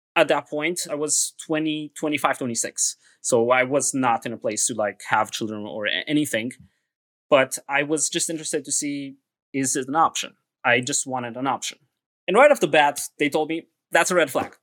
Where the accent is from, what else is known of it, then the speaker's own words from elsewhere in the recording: Transylvania, Romania; now in United States; I'm originally from Transylvania